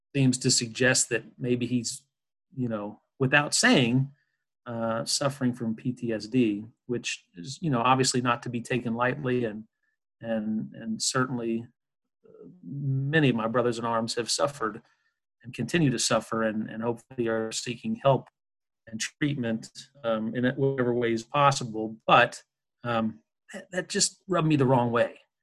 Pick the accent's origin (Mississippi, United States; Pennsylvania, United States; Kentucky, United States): Kentucky, United States; Louisville; I'm from Louisville, Kentucky.